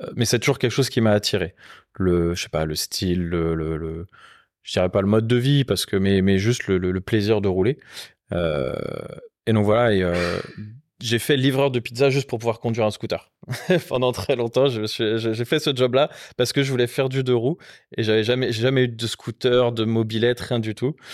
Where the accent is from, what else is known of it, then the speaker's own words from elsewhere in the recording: Rennes, Brittany, France; moved away; also born or lived in Paris; je suis originaire de Rennes